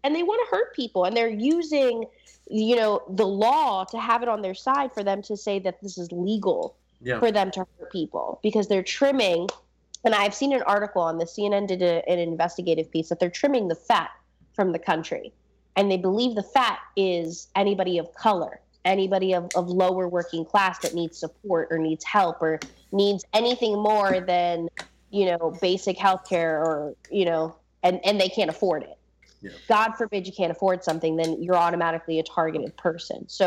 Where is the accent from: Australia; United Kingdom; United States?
United States; Baltimore, Maryland; I grew up in Baltimore